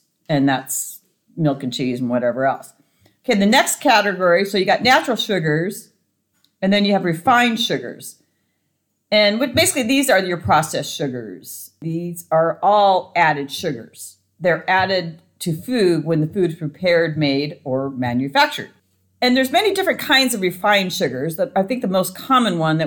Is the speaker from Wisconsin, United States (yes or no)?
no; Montana, United States; I grew up in Montana